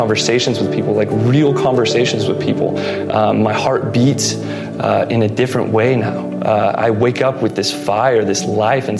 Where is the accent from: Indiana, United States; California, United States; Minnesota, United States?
California, United States; Pleasanton; I was born and raised in Pleasanton most of my life